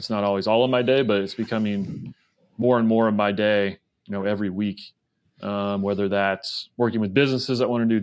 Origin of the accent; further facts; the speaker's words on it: Topeka, Kansas, United States; moved away; also born or lived in Williamsburg, Virginia / San Francisco, California; I grew up in Topeka, Kansas